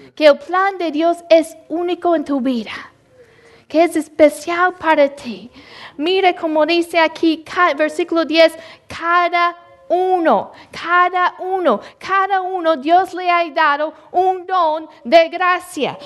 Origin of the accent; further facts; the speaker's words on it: Louisville, Mississippi, United States; moved away; yo nací en, en Louisville, Mississippi. Un, uh, yo sé que un pueblo tan chiquito. Y el lugar donde yo vivía era, no era un, ni un pueblo, nada más unas casas.